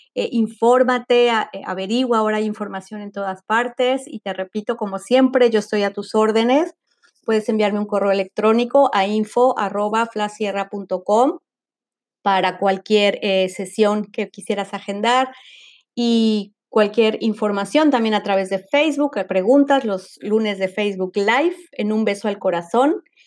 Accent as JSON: {"language": "Spanish", "country": "Mexico", "said": "como le llaman en México, de donde soy yo"}